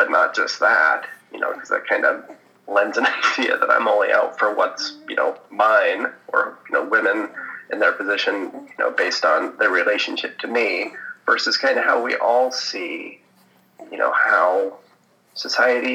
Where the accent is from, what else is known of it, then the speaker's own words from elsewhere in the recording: United States; typical white suburban boy growing up in America